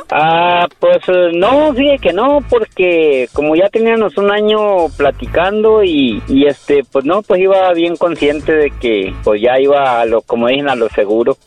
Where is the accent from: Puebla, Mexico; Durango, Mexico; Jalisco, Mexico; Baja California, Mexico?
Durango, Mexico; yo soy de Durango